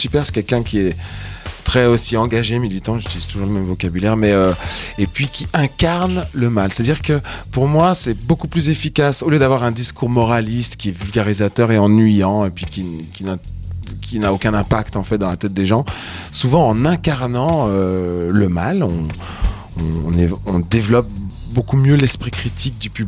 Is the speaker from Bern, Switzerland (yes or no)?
no; Geneva, Switzerland; Moi, je suis genevois aussi